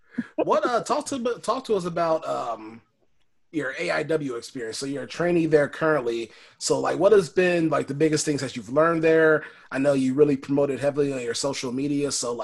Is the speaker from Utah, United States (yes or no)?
no; Chicagoland, Illinois, United States; I'm from the Chicagoland area